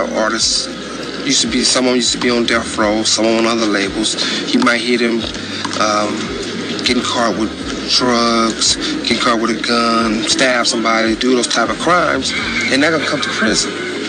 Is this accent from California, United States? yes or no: yes; Compton, California, United States; I'm from Compton